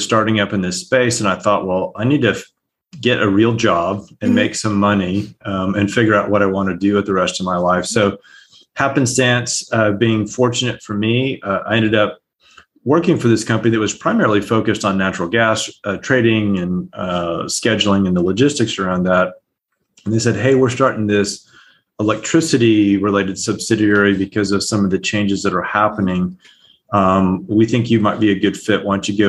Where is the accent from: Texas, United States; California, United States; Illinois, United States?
Texas, United States; El Paso; also born or lived in Calgary; now in Houston, United States; So I grew up in El Paso and Calgary, so it's not terrible, but you get right.